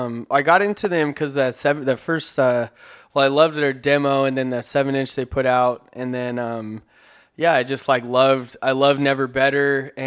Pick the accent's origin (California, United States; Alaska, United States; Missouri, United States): California, United States; Corona; I grew up in Corona, which is, like, pretty north of San Diego, but just up to 15.